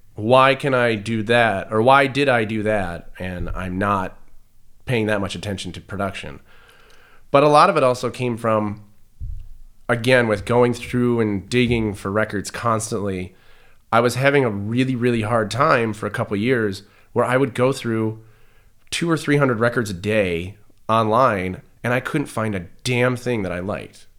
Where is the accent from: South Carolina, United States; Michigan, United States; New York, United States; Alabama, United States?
Michigan, United States; Detroit; growing up in Detroit in the nineties